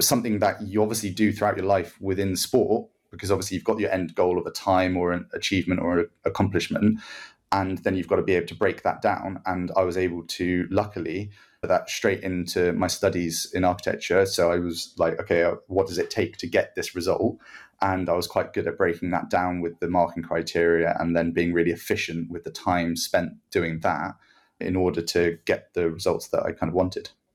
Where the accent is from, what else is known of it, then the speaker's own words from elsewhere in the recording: Guernsey; I'm from Guernsey, so I go and represent Guernsey